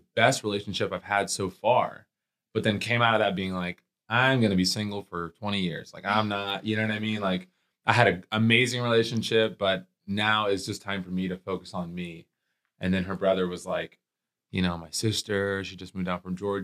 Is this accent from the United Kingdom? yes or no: no; Puerto Rico; now in Ohio, United States; I was born in Puerto Rico, came to America